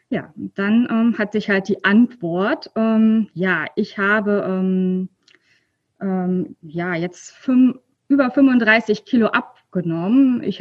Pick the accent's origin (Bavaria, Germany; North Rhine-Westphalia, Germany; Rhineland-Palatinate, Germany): North Rhine-Westphalia, Germany; ja, ich komme aus der Nähe von ähm, Köln.